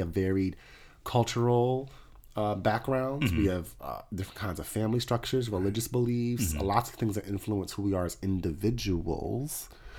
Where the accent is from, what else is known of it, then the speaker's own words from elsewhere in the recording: London, United Kingdom; It says in my profile, I'm from London. Like, I'm really going with this whole London